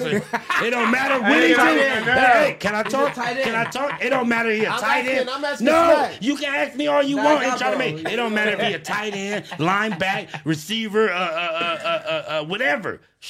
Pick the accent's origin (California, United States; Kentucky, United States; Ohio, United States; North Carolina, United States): California, United States; Los Angeles; I'm from Los Angeles